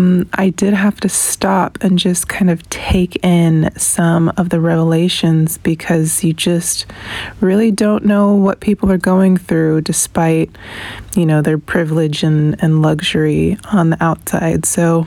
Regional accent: United States; now in New Zealand; I am an American living in New Zealand and I finished Spare in 3 days.

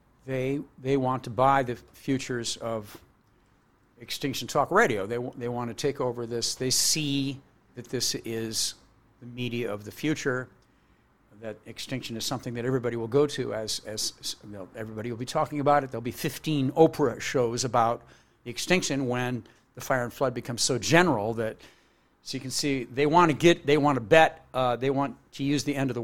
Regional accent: New Jersey, United States; We grew up together in New Jersey

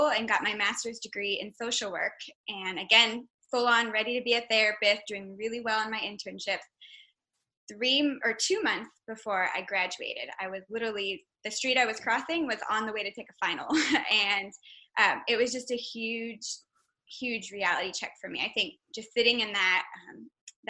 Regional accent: Texas, United States; I'm originally from Texas

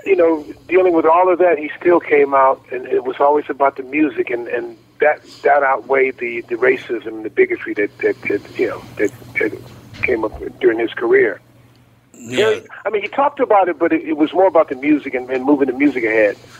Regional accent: Chicago, Illinois, United States; I grew up in Chicago, Illinois

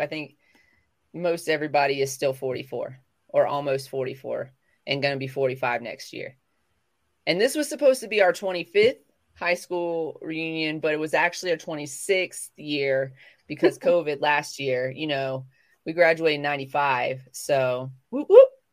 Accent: the South, United States; accent: southern; moved away; having like a southern accent but when i was a child thick thick and now i kind of just bring it back

